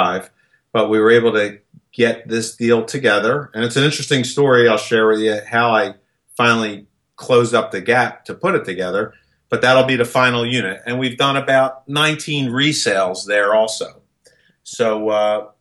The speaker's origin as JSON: {"language": "English", "town": "Philadelphia", "region": "Pennsylvania", "country": "United States", "tie": "born or raised there", "also_born_or_lived": "Wildwood, New Jersey", "moved": "as an adult", "said": "I was born and raised in Philadelphia. Matter of fact, I stayed in Philadelphia until 1987."}